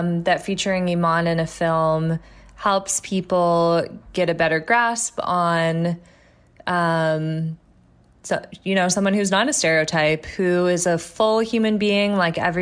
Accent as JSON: {"language": "English", "town": "Toronto", "region": "Ontario", "country": "Canada", "said": "I am from Toronto"}